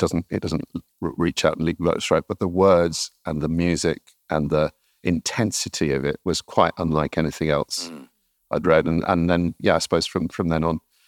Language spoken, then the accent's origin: English; the Northeast, North East England, United Kingdom; moved away as an adult; also born or lived in Oxford; I'm originally from the Northeast